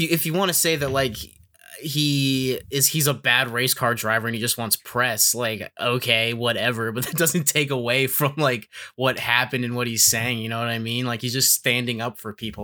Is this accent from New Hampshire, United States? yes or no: yes; New Hampshire, United States; I'm from New Hampshire